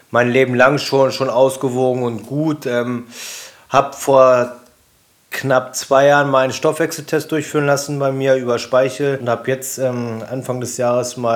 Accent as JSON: {"language": "German", "town": "Braunschweig", "region": "Lower Saxony", "country": "Germany", "tie": "born or raised there", "said": "Ähm in meiner Heimatstadt in Braunschweig auf meiner eigenen Veranstaltung."}